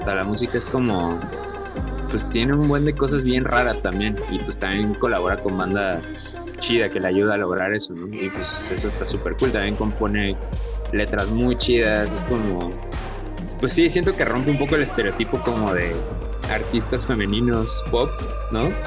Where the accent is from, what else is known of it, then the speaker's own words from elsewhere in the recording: Coatzacoalcos, Veracruz, Mexico; now in Cholula, Mexico; mi ciudad natal, Coatzacoalcos, Veracruz